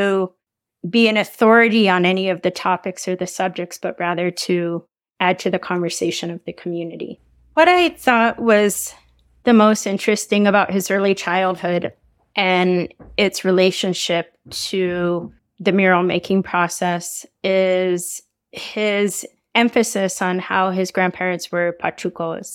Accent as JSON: {"language": "English", "town": "Albuquerque", "region": "New Mexico", "country": "United States", "also_born_or_lived": "Navajo Nation", "said": "I'm from Albuquerque, New Mexico, and also from the Navajo Nation"}